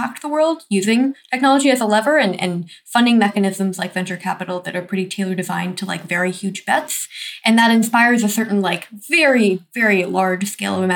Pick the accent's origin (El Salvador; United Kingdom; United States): United States; the environment I grew up in America